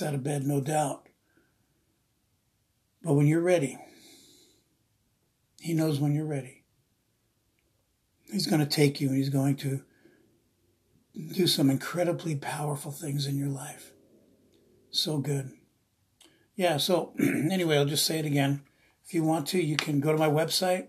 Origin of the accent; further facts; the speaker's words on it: East Coast, United States; now in Redding, United States; I'm from the East Coast, I'm Italian